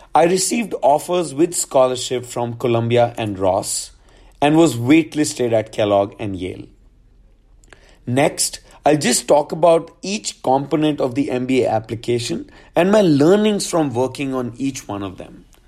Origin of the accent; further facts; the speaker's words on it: Gurgaon, Haryana, India; also born or lived in New Delhi; I'm from Gurgaon. Um, I went for high school to D P S for Sant Kunjan, New Delhi